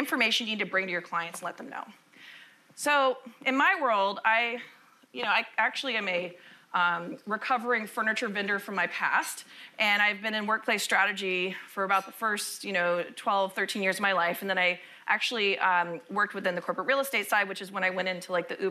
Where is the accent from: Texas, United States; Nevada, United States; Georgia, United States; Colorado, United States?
Texas, United States; Austin; I'm actually from Austin, Texas